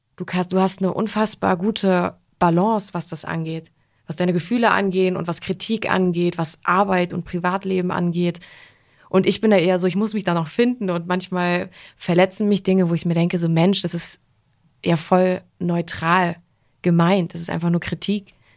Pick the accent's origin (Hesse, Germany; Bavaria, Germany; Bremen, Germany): Hesse, Germany; Wetzlar; moved away; ich komme ursprünglich aus Wetzlar, aber meine Familie wohnt äh, auf Mallorca